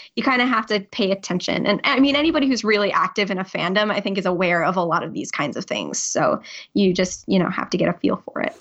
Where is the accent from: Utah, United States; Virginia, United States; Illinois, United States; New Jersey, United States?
New Jersey, United States; moved away as an adult; now in Providence, United States; I actually grew up in New Jersey